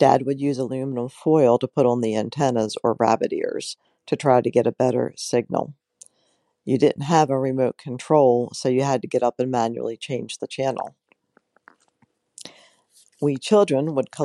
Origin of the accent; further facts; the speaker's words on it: Baltimore, Maryland, United States; I was born in East Baltimore in 1963 on Ashland Avenue.